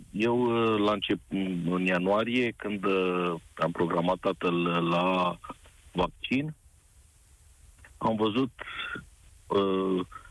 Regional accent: Timișoara, Timiș County, Romania; eu sunt din Timișoara

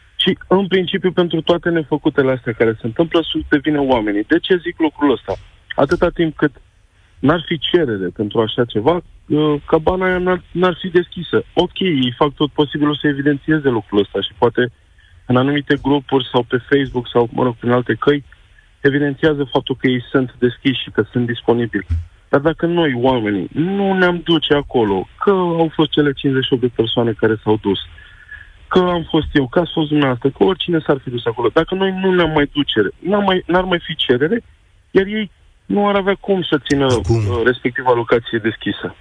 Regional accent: Craiova, Dolj, Romania; Eu sunt oltean, eu sunt din Craiova

